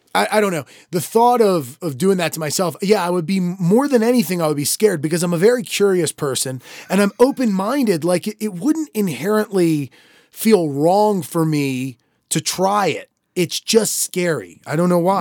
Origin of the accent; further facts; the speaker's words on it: Maryland, United States; accent: Maryland; it probably is at least a Maryland sounding voice. We both have a little bit of it at times.